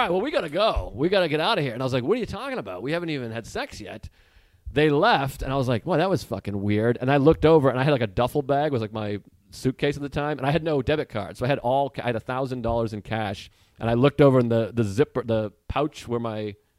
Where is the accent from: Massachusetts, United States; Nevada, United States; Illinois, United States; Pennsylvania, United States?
Massachusetts, United States; Boston; moved away; Before I turned 20, I lived in Boston. So I'm from Massachusetts.